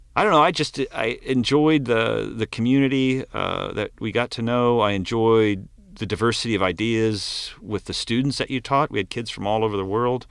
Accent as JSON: {"language": "English", "region": "Maryland", "country": "United States", "tie": "born or raised there", "said": "I grew up right by the Chesapeake Bay"}